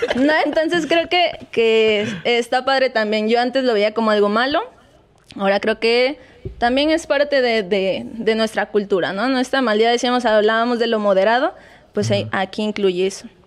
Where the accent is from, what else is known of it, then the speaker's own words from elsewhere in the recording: Chilpancingo, Guerrero, Mexico; also born or lived in Acapulco; ellos son de ese pueblo y hemos estado aquí en Chilpancingo